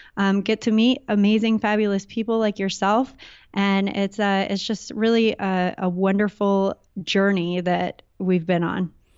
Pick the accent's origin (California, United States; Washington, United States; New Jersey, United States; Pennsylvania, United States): California, United States; Southern; I grew up in Southern California